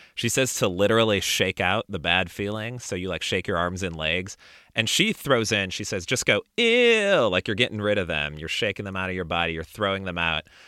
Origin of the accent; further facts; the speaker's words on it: Chicago, Illinois, United States; now in Austin, United States; I live in Austin, Texas now, but I grew up in the Chicago area